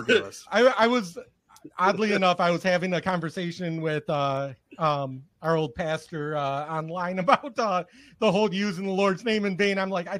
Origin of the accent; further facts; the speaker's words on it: Michigan, United States; I'm from Michigan.